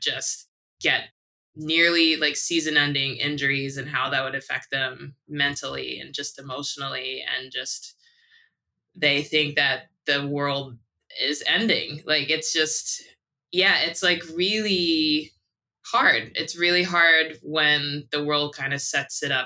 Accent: Buffalo, New York, United States; also born or lived in Japan; now in Oakland, United States; I was born and raised in Buffalo, New York

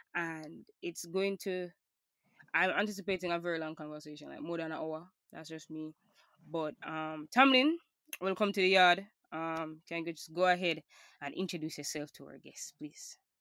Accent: Jamaica; as a Jamaican

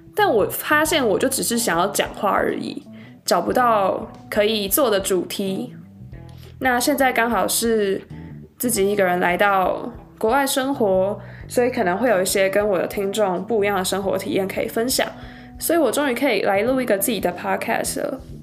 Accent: Taiwan; moved away as an adult; now in Salt Lake City, United States; 我是土生土长的台湾人，在台湾过了二十二年的生活。那我今年刚从台湾的大学毕业，现在在美国的犹他大学念数学博士

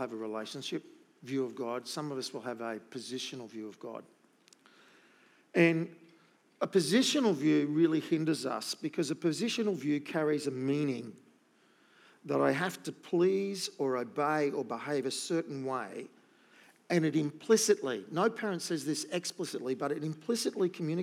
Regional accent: Gold Coast, Queensland, Australia; when you live on the Gold Coast

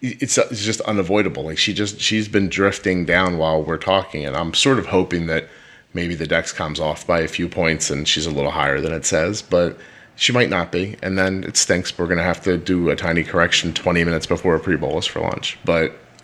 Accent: Northeast, United States; because I am chatty and we are from the Northeast, Kelly. I start talking, I get faster as I'm speaking.

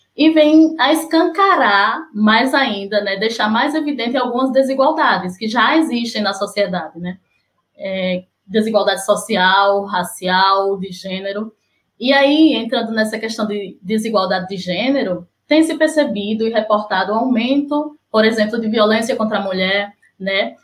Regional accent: Sergipe, Brazil; now in Recife, Brazil; sou sergipana, mas moro em Recife

